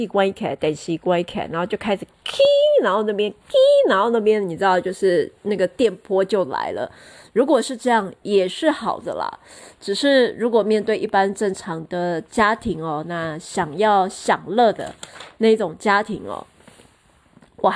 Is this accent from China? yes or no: no; Taiwan; 诶，我们台湾人是世界上就是说呃最厉害聊吃最厉害的民族。